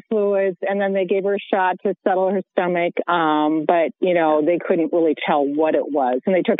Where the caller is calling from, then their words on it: Eden Prairie, Minnesota, United States; I'm calling from Eden Prairie, Minnesota.